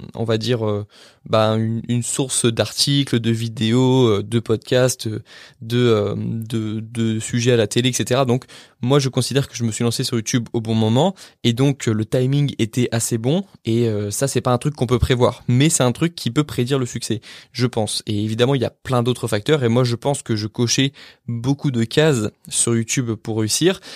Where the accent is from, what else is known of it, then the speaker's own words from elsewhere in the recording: France; en tant que bon français